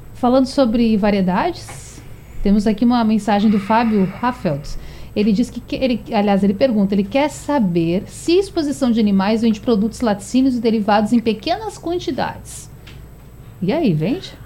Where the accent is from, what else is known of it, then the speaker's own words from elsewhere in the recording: Rio Grande do Sul, Brazil; now in Pernambuco, Brazil; lá no Rio Grande do Sul, lá na terra onde eu nasci